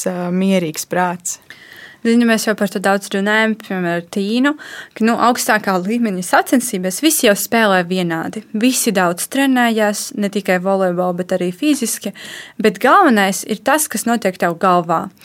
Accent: Latvia; es esmu no Latvijas

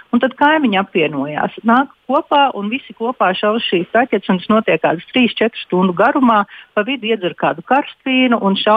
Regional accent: Dobele, Dobele Municipality, Latvia; now in Loimaa, Finland; Latvijā es nāku no Dobelas, un es esmu tādā pašā pilsētiņā kā Dobelas, Somijā.

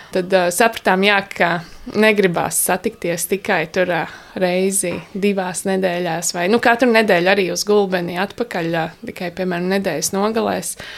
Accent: Valmiera, Valmiera Municipality, Latvia; moved away as an adult; now in Stāķi, Latvia; es esmu valmieriete, un uh, es tā kā iepriecējos šeit pirms septiņiem gadiem

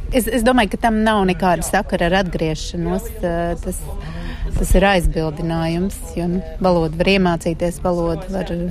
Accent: Latvia; moved away as an adult; also born or lived in France; Latvija man ir ne tikai mana dzimtene un vieta, kur es dzīvoju un gribu dzīvot

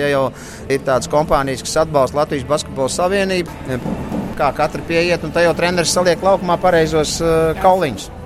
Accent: Latvia; Mēs esam latvieši

